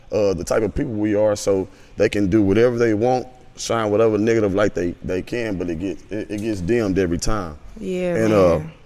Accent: Toledo, Ohio, United States; I'm from Toledo, Ohio

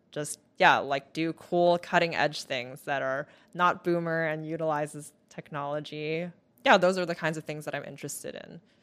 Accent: Taiwan; moved away as an adult; also born or lived in Vancouver, Canada; now in United States; I moved back to Taiwan, where I stayed until I was about eighteen.

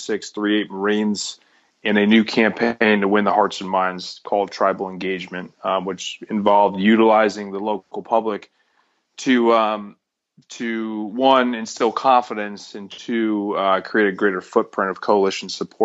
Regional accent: Connecticut, United States; I'm from Connecticut.

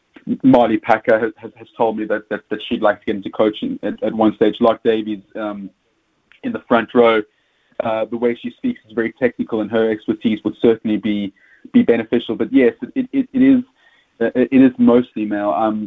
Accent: South Africa; accent: South African; As you can hear from my accent, I'm South African

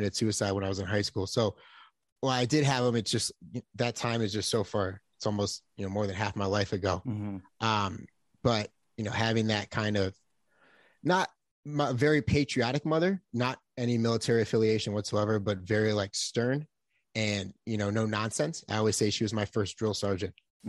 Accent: Buffalo, New York, United States; I come from a very loving house, a very blessed.

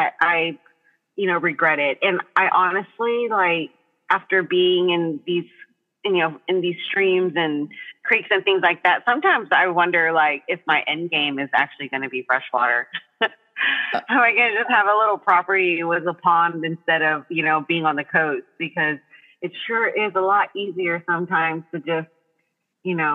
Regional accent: Texas coast, United States; I was raised right here on the Texas coast.

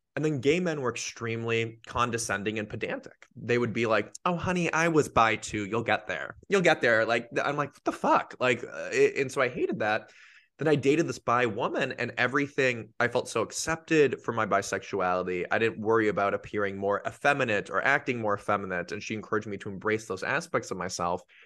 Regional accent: Los Angeles, California, United States; I grew up in Los Angeles' San Fernando Valley, aka the Valley

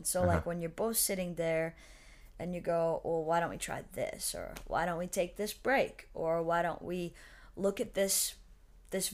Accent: Madrid, New York, United States; now in Nashville, United States; I came from Madrid, New York, and it's a very, very small town close to the border of Canada

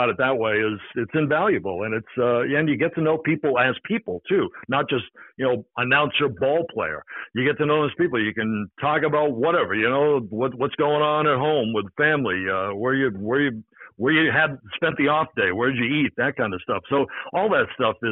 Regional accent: Boston, Massachusetts, United States; now in New York, United States; I'm from Boston

